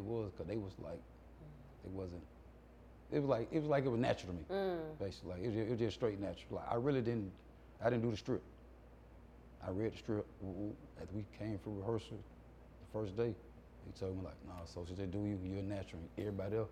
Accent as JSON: {"language": "English", "town": "Atlanta", "region": "Georgia", "country": "United States", "tie": "born or raised there", "said": "I'm born 80 Butler Street."}